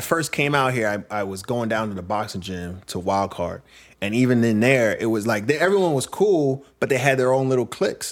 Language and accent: English; Brentwood, New York, United States; moved away as an adult; also born or lived in Queens, New York; now in Los Angeles, United States; I was in Queens and Brentwood when I grew up. And, uh, mostly in Brentwood, a little bit in Queens